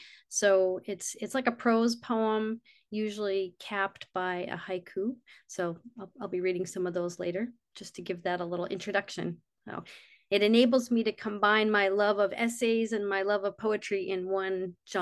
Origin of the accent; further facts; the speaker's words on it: Camden, Maine, United States; also born or lived in Vermont; I live in Camden, Maine, which is actually my hometown. My mother was born here. I went to college in Vermont, which I loved. It's a beautiful state, but came back to Maine because I needed to be near the ocean.